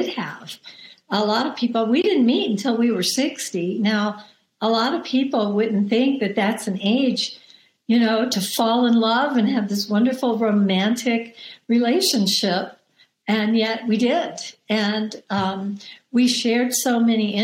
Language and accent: English; the South, United States; I grew up in the South